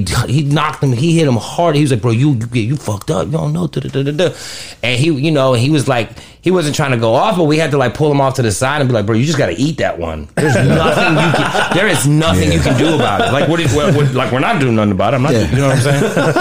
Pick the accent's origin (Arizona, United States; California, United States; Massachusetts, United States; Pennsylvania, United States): Pennsylvania, United States; Pittsburgh; I grew up in Pittsburgh, Pennsylvania.